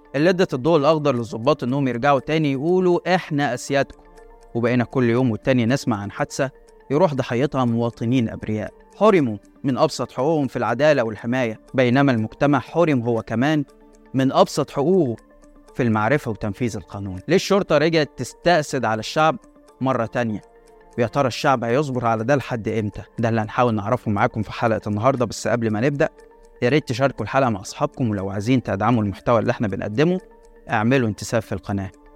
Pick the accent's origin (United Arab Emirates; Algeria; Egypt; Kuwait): Egypt; احنا كمصريين